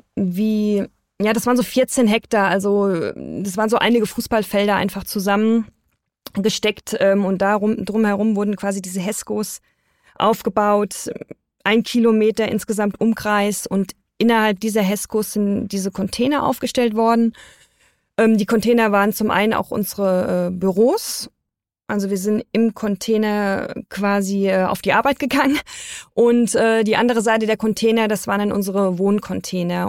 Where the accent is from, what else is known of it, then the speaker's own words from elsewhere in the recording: Germany; wir als Deutsche